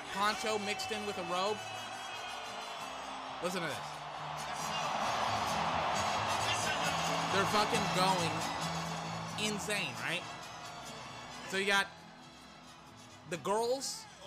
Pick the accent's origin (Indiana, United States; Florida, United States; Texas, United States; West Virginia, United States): Texas, United States; I am from Texas, and I did grow up with a lot of Latinos.